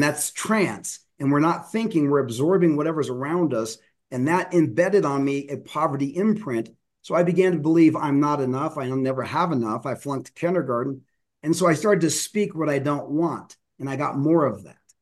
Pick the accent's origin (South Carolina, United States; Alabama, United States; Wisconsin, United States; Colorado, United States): Colorado, United States; Denver; I grew up in Denver